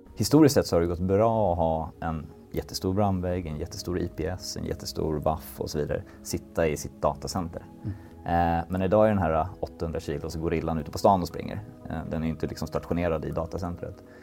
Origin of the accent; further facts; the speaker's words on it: Sweden; vi är svenskar